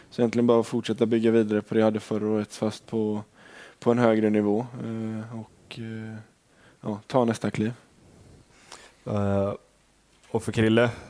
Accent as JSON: {"language": "Swedish", "town": "Gothenburg", "region": "Västra Götaland", "country": "Sweden", "moved": "yes", "said": "jag har varit hemma i Göteborg"}